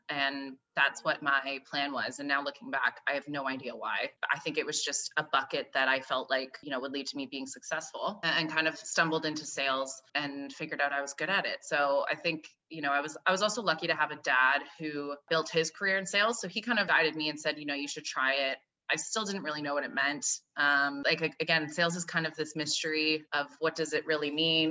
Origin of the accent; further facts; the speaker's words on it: Calgary, Alberta, Canada; now in Toronto, Canada; I live in Toronto. I grew up in, I'm Canadian, grew up on the west coast of Canada in Calgary, Alberta